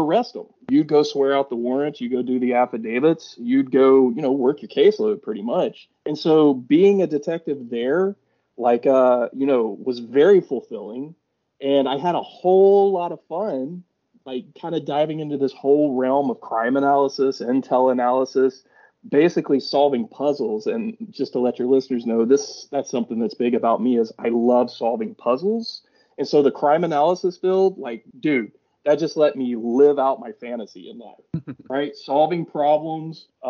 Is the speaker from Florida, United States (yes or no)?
no; Rome, Georgia, United States; also born or lived in Atlanta, Georgia; I'm originally from Rome, Georgia. Rome, Georgia is my hometown